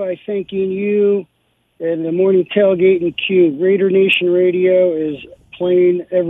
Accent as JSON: {"language": "English", "town": "Chicago", "region": "Illinois", "country": "United States", "moved": "yes", "lives_now": "Lake Tahoe, United States", "said": "I'm originally from Chicago."}